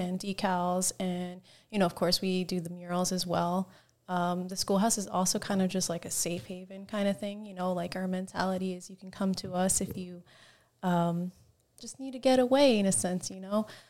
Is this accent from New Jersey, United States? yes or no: yes; New Jersey, United States; moved away; I'm from Jersey